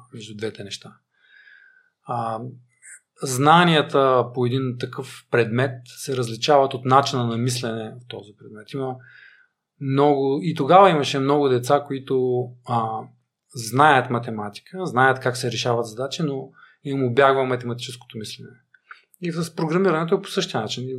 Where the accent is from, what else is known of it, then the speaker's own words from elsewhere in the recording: Stara Zagora, Stara Zagora Province, Bulgaria; аз съм от Стара Загора